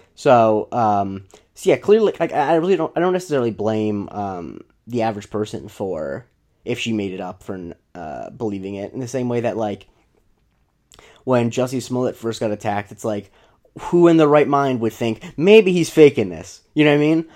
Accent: Florida, United States; born or raised there

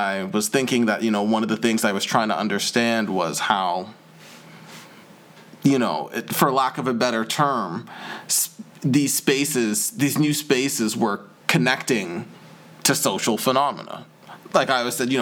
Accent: Toronto, Ontario, Canada; accent: Canadian; moved away as an adult; also born or lived in Ottawa, Canada; now in London, United Kingdom; Growing up in Toronto

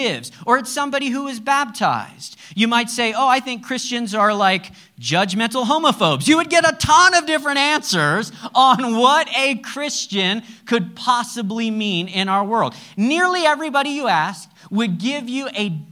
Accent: United States; I'm American

